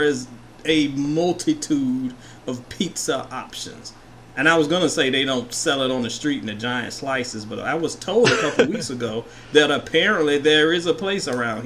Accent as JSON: {"language": "English", "region": "Virginia", "country": "United States", "tie": "born or raised there", "said": "I was in my home state of VA my junior year of college"}